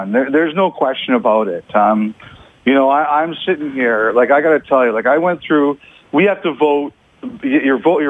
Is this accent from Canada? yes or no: yes; Toronto, Ontario, Canada; I grew up in Toronto